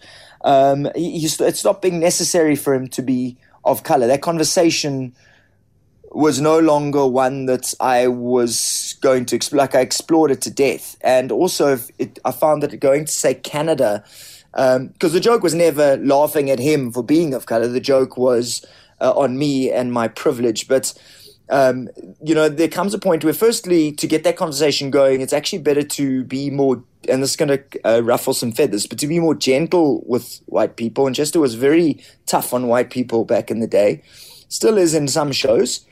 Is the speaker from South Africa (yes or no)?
yes; South Africa; as a white South African, as a middle-class South African, as a South African